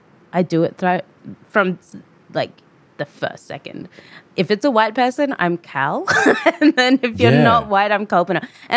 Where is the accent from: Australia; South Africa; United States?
Australia; accent: Australian; I am an Australian-born Fijian person